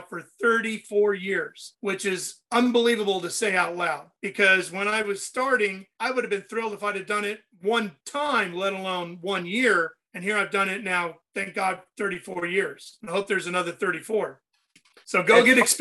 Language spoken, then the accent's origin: English; Sacramento, California, United States; I grew up and lived in Sacramento after college. I went back to Sac.